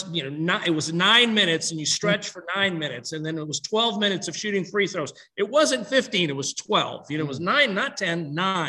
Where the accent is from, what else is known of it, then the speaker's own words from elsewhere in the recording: Laurel Bay, South Carolina, United States; growing up in Laurel Bay, South Carolina